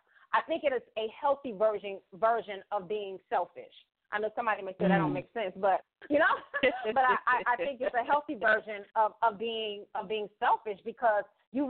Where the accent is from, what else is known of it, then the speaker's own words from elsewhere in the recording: Florida, United States; moved away; moved away from Florida and I went back home to visit